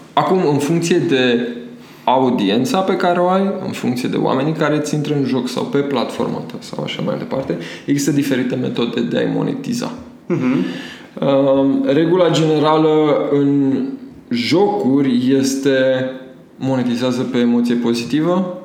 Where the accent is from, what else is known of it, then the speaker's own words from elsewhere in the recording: Romania; eu sunt din Tămăroaia